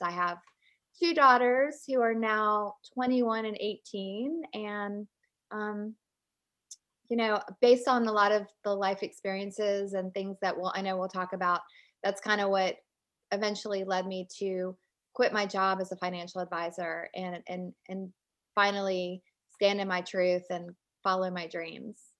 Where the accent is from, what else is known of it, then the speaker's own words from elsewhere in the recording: Richmond, Virginia, United States; moved away as an adult; also born or lived in Alabama; now in North Carolina, United States; I grew up in Richmond, Virginia, and I live in North Carolina now